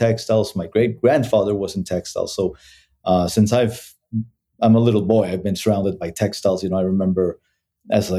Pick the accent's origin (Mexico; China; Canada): Mexico; moved away as an adult; also born or lived in Bogota, Colombia / Mexico City, Mexico / United States; I moved to Mexico when I was around 10 years old. And I grew up in Mexico, basically.